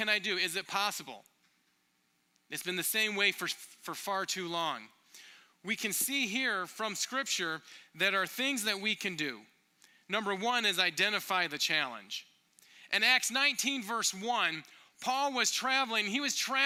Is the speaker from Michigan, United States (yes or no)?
yes; Michigan, United States; now in Minneapolis, United States; I grew up in Michigan